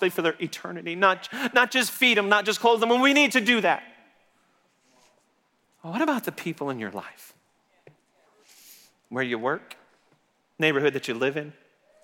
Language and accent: English; Texas, United States; I'm from Texas